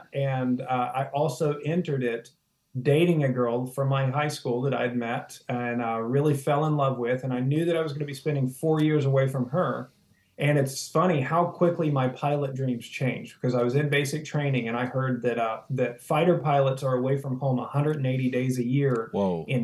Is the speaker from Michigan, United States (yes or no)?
no; West Virginia, United States; now in South Florida, United States; from West Virginia